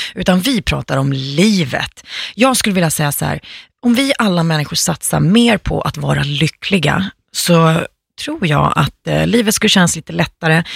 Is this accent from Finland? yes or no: yes; Finland; now in Sweden; jag är finska